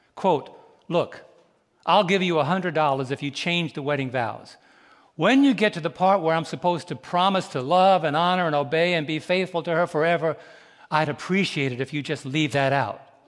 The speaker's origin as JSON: {"language": "English", "town": "New York City", "region": "New York", "country": "United States", "tie": "born or raised there", "said": "Growing up in New York City years ago"}